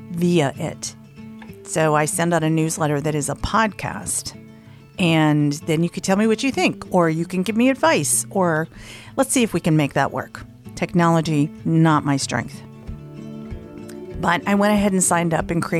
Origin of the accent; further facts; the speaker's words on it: the South, United States; I'm from the South, so, you know, I'm not super woo. But being from the South, I am a little superstitious